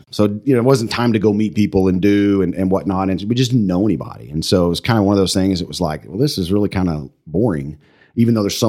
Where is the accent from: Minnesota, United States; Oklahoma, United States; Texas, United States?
Texas, United States; Pampa; now in Amarillo, United States; I think it drove us back to come to Amarillo based on, you know, how I was raised in a small town